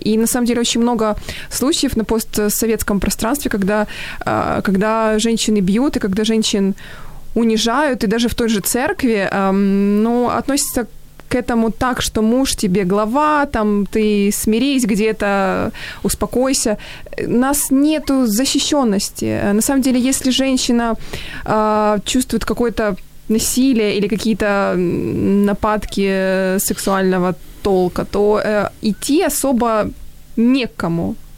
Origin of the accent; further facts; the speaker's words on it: Dnipro, Dnipropetrovsk Oblast, Ukraine; в моем родном городе в Днепре